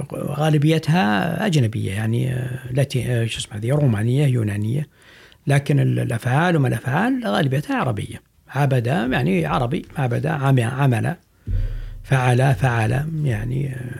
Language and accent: Arabic; Saudi Arabia; عندنا في السعودية